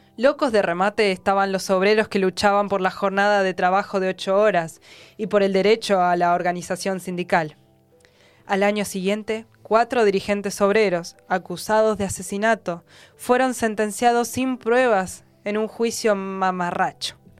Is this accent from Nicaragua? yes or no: no; Argentina; nosotras y nosotros como argentinos